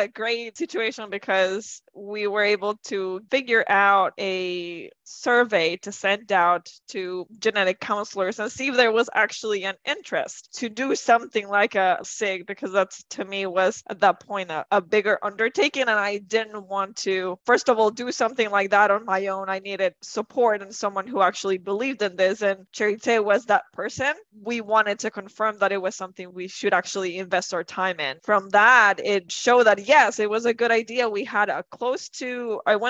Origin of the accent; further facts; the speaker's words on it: Ecuador; moved away; I am originally from Ecuador, born and raised